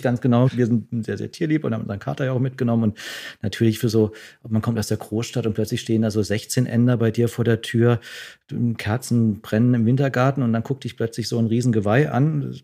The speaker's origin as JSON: {"language": "German", "town": "Freiburg", "region": "Baden-Württemberg", "country": "Germany", "tie": "born or raised there", "accent": "Alemannic", "moved": "yes", "said": "ich komme jetzt auch aus Freiburg, da bin Alemannisch bin ich aufgewachsen"}